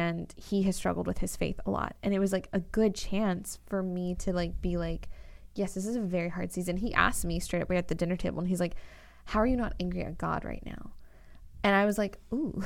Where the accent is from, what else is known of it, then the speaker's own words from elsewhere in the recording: California, United States; moved away as an adult; now in Florida, United States; we're in Florida recording this, but I'm originally from California and I moved here about like 2 years ago